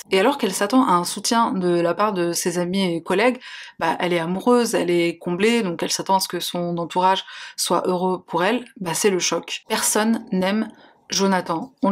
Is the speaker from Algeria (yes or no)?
yes; Algeria; now in France; je suis algérienne, franco-algérienne, j'ai les papiers français